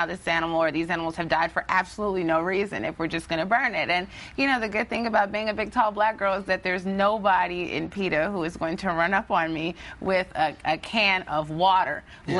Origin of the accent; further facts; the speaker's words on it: Chicago, Illinois, United States; I'm from Chicago.